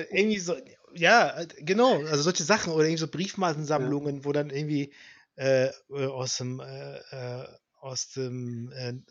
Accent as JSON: {"language": "German", "town": "Langenfeld", "region": "North Rhine-Westphalia", "country": "Germany", "tie": "born or raised there", "said": "ich bin ja in Langfeld aufgewachsen. Wir sind hier nach Düsseldorf gefahren"}